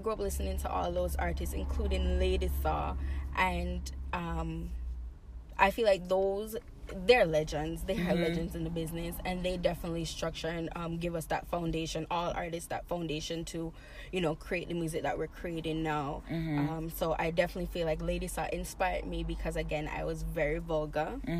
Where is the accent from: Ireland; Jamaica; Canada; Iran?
Jamaica; also born or lived in Boston, United States; And then I grew up in Jamaica. So I spent back and forth. I did not go to school in Jamaica, but I spent majority of my times there.